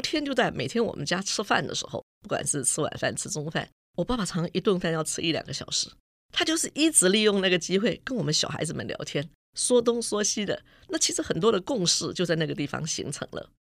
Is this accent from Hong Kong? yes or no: no; Hsinchu, Taiwan; 因为我就是新竹人，所以说在我念书的时候，就说学校嘛，因为在新竹嘛